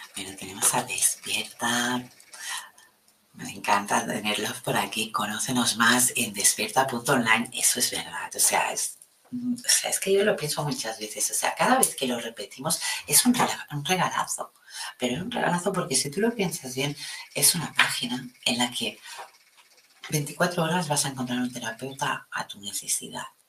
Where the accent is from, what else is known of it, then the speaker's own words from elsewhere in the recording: Catalonia, Spain; aquí en mi país, en Cataluña